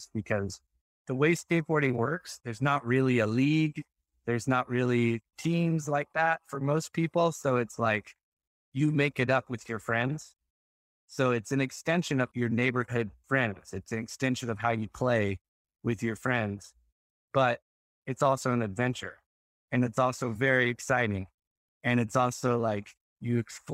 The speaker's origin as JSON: {"language": "English", "region": "Texas", "country": "United States", "tie": "born or raised there", "said": "I grew up in Texas"}